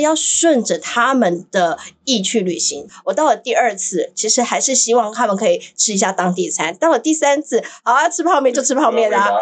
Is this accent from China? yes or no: no; Taiwan; 就像你看我们台湾人很喜欢排队